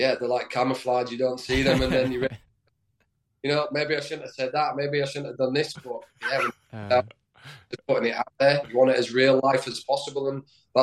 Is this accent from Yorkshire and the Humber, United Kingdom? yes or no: yes; Leeds, Yorkshire and the Humber, United Kingdom; moved away; also born or lived in Sheffield; I grew up in Leeds I, as a kid, you know, following Leeds United